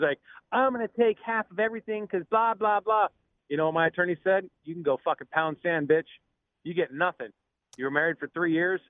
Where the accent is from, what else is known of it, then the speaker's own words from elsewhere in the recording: Scotland, United Kingdom; I'm Scottish